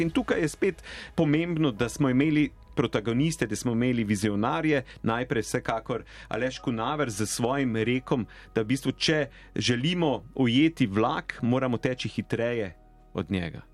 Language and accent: Slovenian; Slovenia; smo Slovenci